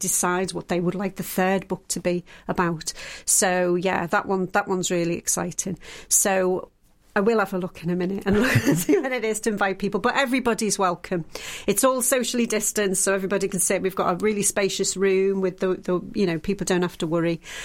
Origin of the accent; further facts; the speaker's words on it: the Wirral, North West England, United Kingdom; moved away; I'm from the Wirral originally.